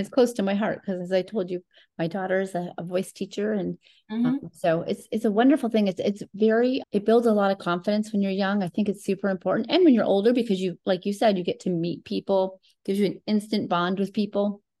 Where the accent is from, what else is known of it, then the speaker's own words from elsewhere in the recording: Rochester, New York, United States; moved away; I was from Rochester, New York. I grew up there.